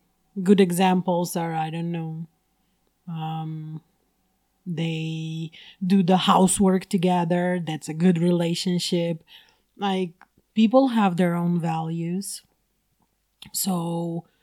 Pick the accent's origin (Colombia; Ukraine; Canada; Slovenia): Slovenia; moved away as an adult; now in China; And I come from Slovenia. And I've been living in China for the past 10 years.